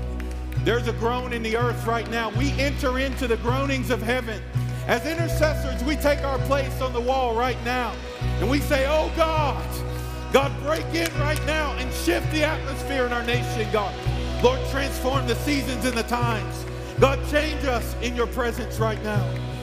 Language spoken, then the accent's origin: English; East Coast, United States; You see, I grew up on the East Coast, and the only thing I thought of the first time I heard West Coast or West Side was the gangs of LA.